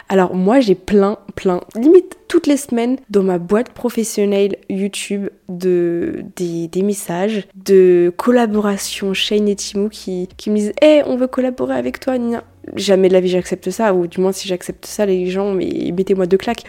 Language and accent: French; France; On est français